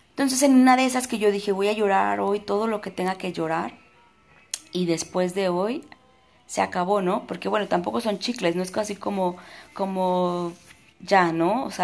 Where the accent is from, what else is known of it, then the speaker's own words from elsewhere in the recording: Puebla, Mexico; que yo soy de, de Puebla. Ay, de Puebla.